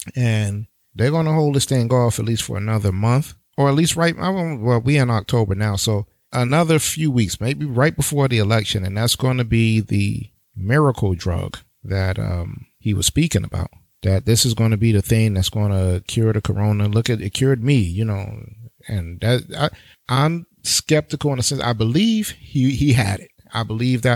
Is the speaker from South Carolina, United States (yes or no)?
no; New York City, New York, United States; New York, my hometown, New York City, Brooklyn all day